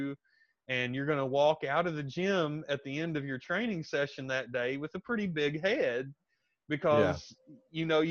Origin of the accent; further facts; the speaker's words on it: United States; now in Thailand; I'm an American, a former American soldier